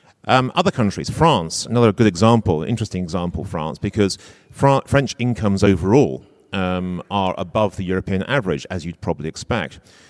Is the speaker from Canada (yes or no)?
no; London, United Kingdom; So I come from Greater London. London has done incredibly well over the last 20 or 30 years.